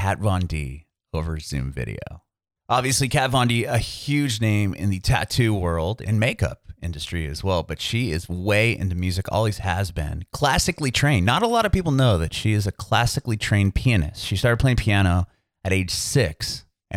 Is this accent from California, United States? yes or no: yes; San Diego, California, United States; I'm from Southern California as well. I'm from San Diego